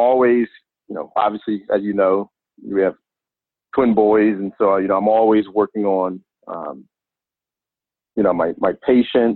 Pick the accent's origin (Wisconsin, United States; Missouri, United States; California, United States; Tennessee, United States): California, United States; Inglewood; I grew up in Los Angeles, California, more specifically in Inglewood.